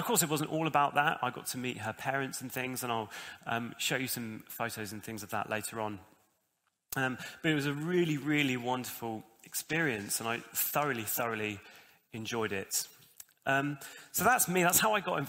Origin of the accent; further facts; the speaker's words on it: Bedford, East of England, United Kingdom; now in Bognor Regis, United Kingdom; I'm originally from Bedford